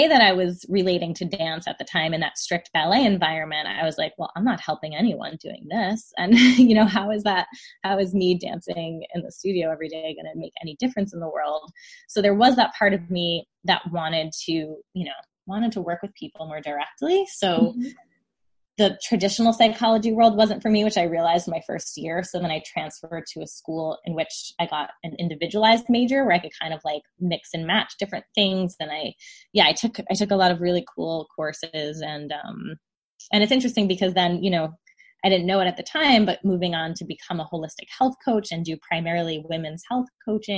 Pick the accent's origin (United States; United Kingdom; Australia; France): United States; New Jersey; I was commuting from New Jersey to New York City for ballet classes at the time